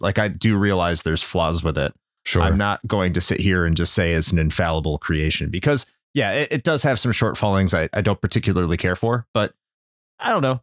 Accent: Chicago, Illinois, United States; moved away; when I was growing up in Chicago

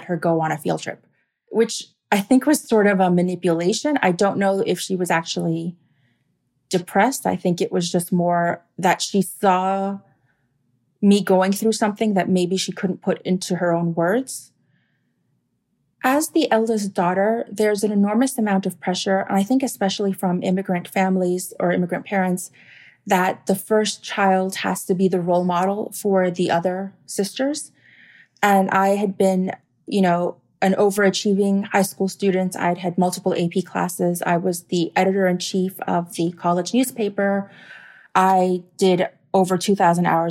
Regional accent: Miami, Florida, United States; also born or lived in North Carolina; I'm from Miami.

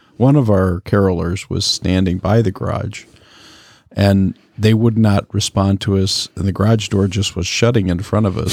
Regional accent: Michigan, United States; I grew up in Michigan

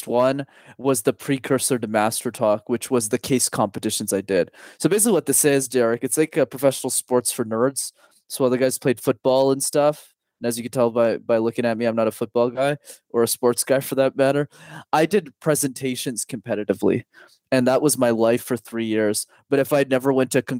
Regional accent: Montreal, Quebec, Canada; I'm born and raised in a city called Montreal. I'm still based there

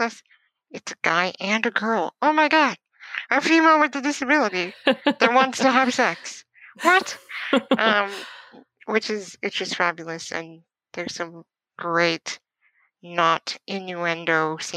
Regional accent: Canada; also born or lived in Ontario; I am in Ontario. I'm a Canadian writer, producer

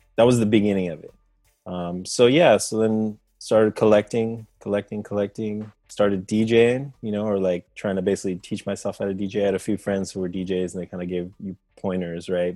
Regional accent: Costa Rica; I'm from Costa Rica, you know, Central America.

